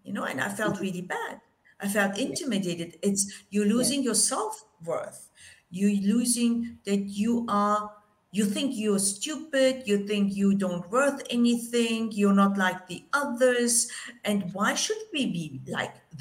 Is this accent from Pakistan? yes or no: no; Germany; I'm Turkish, right? I grew up in Germany